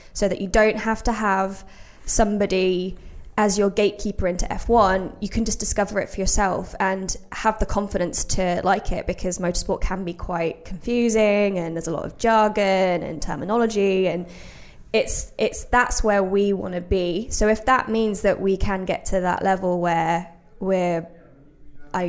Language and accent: English; Brixworth, East Midlands, United Kingdom; I grew up in Brixworth as well, which is just north of Northampton